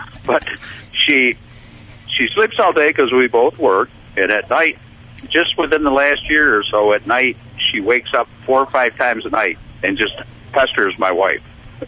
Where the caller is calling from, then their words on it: Rochester, New York, United States; I'm calling from Rochester, New York.